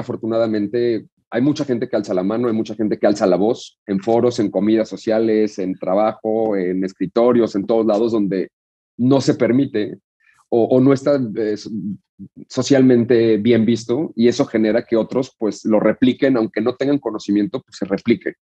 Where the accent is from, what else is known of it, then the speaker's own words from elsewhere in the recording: Mexico; nos definen como mexicanos